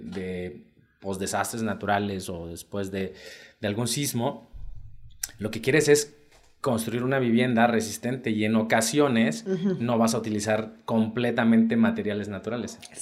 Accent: Isthmus of Tehuantepec, Oaxaca, Mexico; yo soy del istmo también

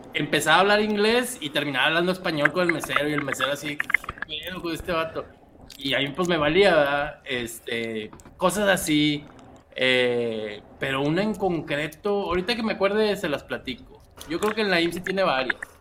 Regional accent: Monterrey, Nuevo León, Mexico; Aquí en Monterrey

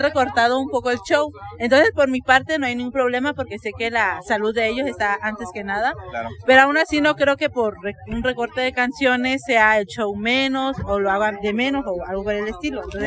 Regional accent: Hidalgo, Mexico; venimos del estado de Hidalgo

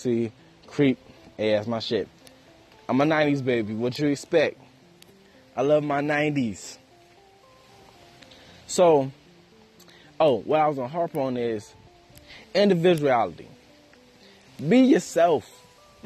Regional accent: United States; it is hard to be African American in America

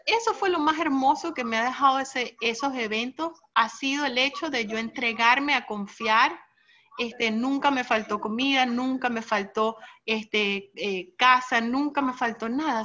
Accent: United States; yo siendo americana

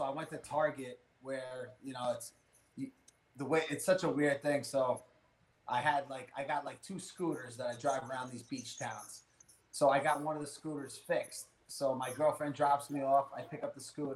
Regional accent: New York, United States; I'm from New York. I can't, you know, I have no country accent

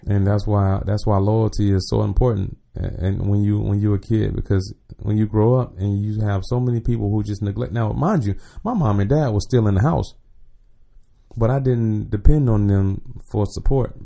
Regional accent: Jacksonville, Florida, United States; moved away; I'm from the west side, one hundred and third. So, Sweetwater, um, Ricker Road, um, one eighteen Street, all that, all that's me.

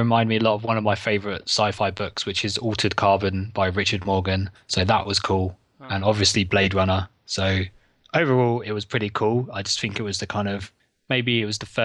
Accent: England, United Kingdom; I'm English

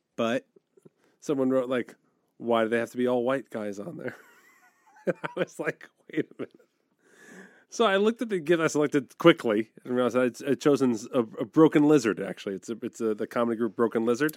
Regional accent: East Coast, United States; moved away; I grew up on the East Coast

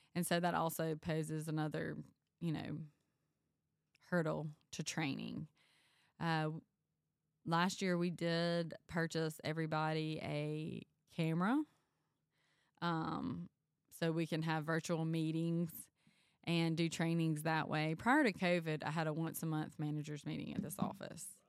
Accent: Panola County, North Mississippi, United States; I grew up in Panola County

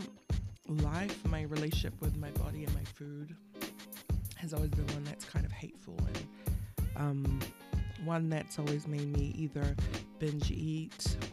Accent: Auckland, New Zealand; I was born in Middlemore Hospital, far away from here, Auckland, and we grew up in Auckland

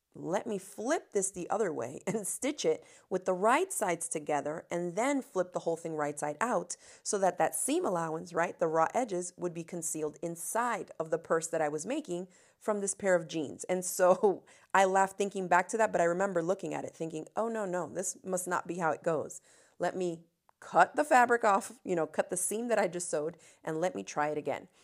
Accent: Miami, Florida, United States; I come from Miami, Florida, where, uh, I grew up with no air conditioning.

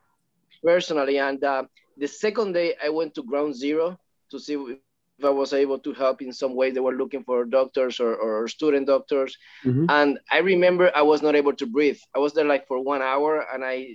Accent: Puerto Rico; now in Los Angeles, United States; I'm from Puerto Rico, from a small town.

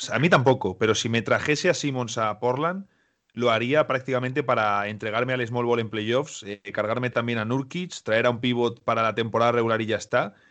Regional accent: Spain; En España no tenemos una expresión como cangrejear, decimos directamente ser listos

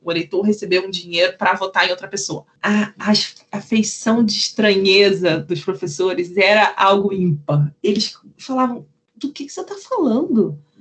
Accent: Rio de Janeiro, Brazil; eu sou do Rio de Janeiro

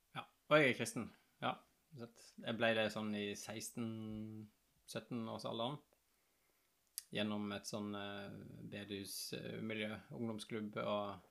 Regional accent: Askøy, Vestland, Norway; moved away; also born or lived in Bergen; Jeg er riktignok født på sykehuset i Haukeland i Bergen, men jeg vokste opp på Askøy

